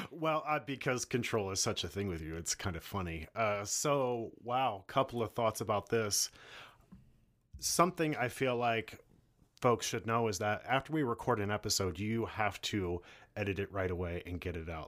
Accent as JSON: {"language": "English", "town": "Philadelphia", "region": "Pennsylvania", "country": "United States", "moved": "yes", "said": "I'm from Philly"}